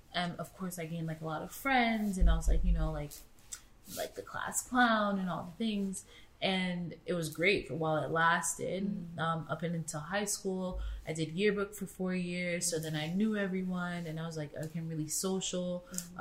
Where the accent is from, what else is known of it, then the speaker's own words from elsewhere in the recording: Florida, United States; moved away as an adult; also born or lived in Queens, New York; now in London, United Kingdom; I lived with my mom and my sister mm. down south in Florida um, from the age of seven. So I grew up in the suburbs